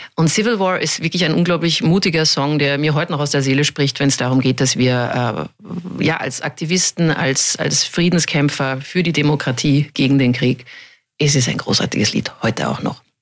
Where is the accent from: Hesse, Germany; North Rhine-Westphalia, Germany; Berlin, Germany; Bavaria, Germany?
Bavaria, Germany; Munich; moved away; also born or lived in Vienna; München weil es mein Heimatort ist